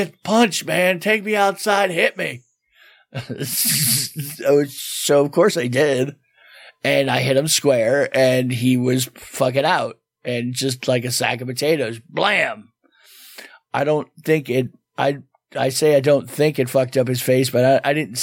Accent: South Florida, United States; now in Tampa Bay, United States; we're from South Florida

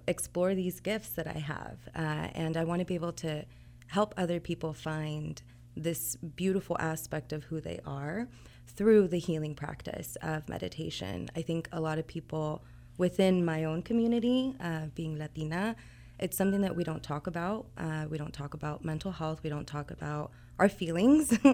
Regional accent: Kansas City, Missouri, United States; moved away as an adult; I'm originally from Kansas City

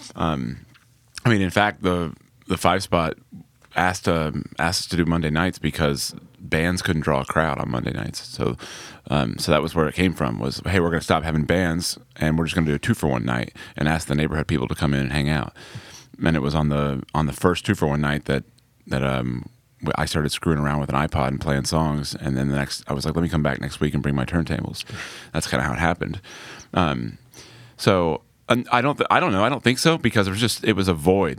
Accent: Indiana, United States; moved away; also born or lived in Atlanta, Georgia / New York; I grew up in the Midwest

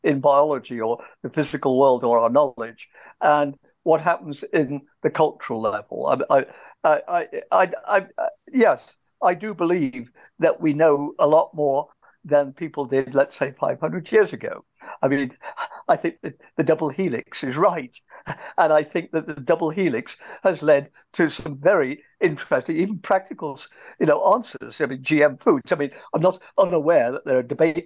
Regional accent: England, United Kingdom; moved away as an adult; I grew up in England.

